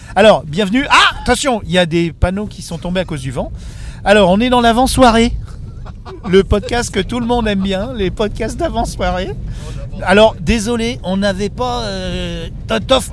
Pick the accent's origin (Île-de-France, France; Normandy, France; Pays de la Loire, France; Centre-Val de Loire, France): Île-de-France, France; Levallois-Perret; on est tous de Levallois depuis 40 ans